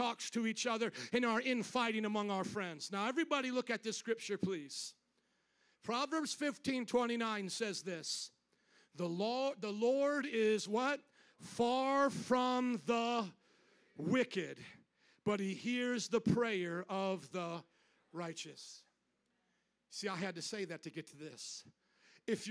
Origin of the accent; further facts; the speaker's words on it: the South, United States; We're both from the South